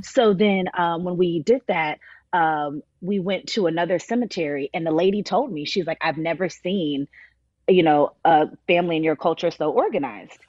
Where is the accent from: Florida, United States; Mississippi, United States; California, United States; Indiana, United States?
Florida, United States; Miami; I was born and raised in Miami, Florida, but I was adopted.